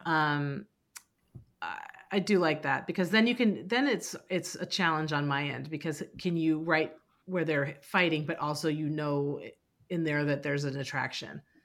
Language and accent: English; Walnut Creek, California, United States; I grew up in Walnut Creek